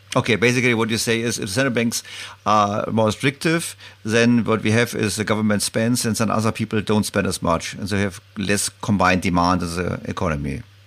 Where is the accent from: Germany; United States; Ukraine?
Germany; I'm calling you from Germany. And the Germans, we are not so really keen on public debt.